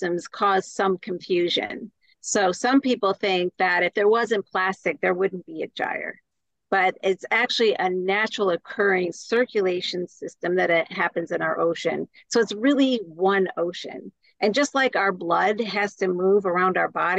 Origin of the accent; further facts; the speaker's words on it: Elmira, New York, United States; I actually come from landlocked Elmira, New York